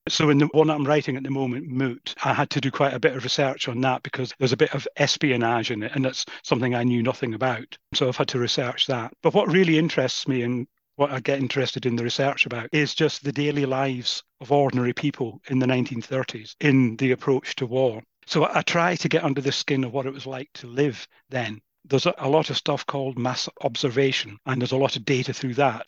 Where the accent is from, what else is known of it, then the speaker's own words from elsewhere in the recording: Crieff, Scotland, United Kingdom; just outside Crieff, my hometown.